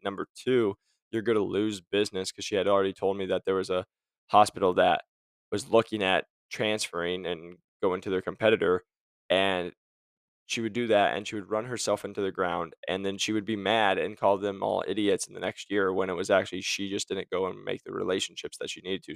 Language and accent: English; Arizona, United States; I'm from Arizona